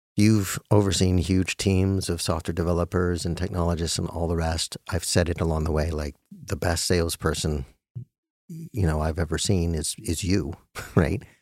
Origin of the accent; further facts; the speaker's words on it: Albuquerque, New Mexico, United States; I'm just, I'm from Albuquerque